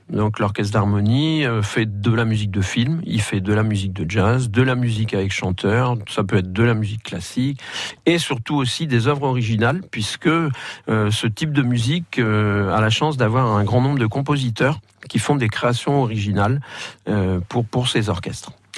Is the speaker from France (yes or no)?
yes; northern France, France; moved away; je viens du nord de la France